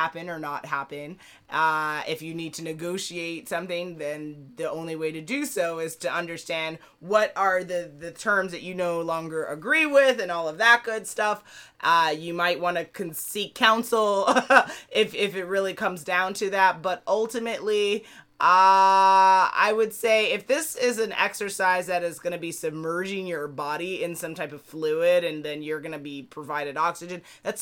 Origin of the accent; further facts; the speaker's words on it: United States; I'm an American